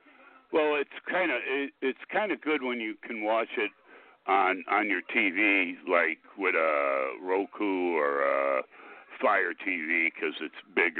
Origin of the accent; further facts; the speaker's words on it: Chicago, Illinois, United States; Since I'm from Chicago